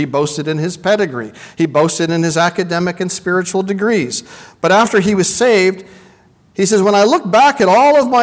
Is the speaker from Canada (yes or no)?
yes; Vancouver, British Columbia, Canada; I come from Vancouver